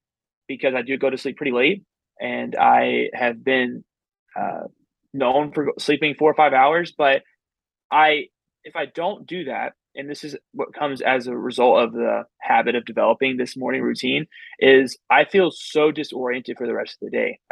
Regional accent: Texas, United States; I'm from Texas

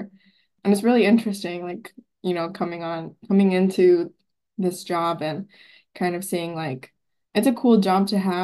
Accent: Arizona, United States; now in Seattle, United States; I'm from Arizona.

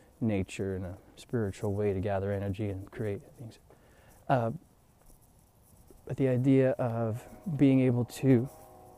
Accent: United States; being an American

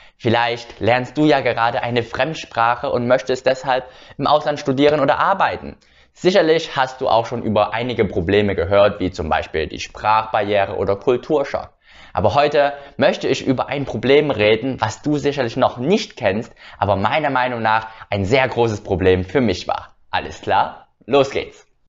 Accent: Germany; denn ich bin in Deutschland aufgewachsen, auch in Deutschland geboren natürlich, aber meine Eltern waren Vietnamesen.

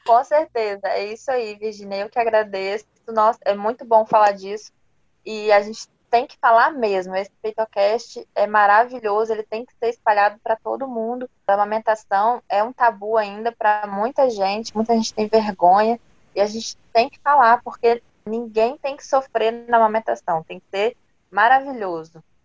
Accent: Vila Velha, Espírito Santo, Brazil; Eu sou de Vila Velha, no Espírito Santo

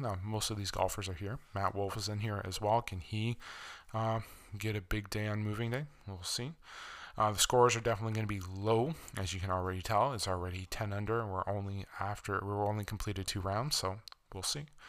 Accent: Canada; as a Canadian

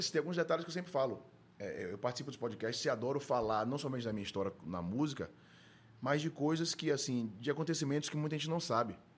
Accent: Salvador, Bahia, Brazil; vivi minha infância em dois lugares da minha vida: Nazaré, Sim. um casal de tios meus que também me criaram, moravam, então eu estava sempre lá, ou é, na rua de São Lázaro Leondina, que eu cresci, morei 20 anos ali

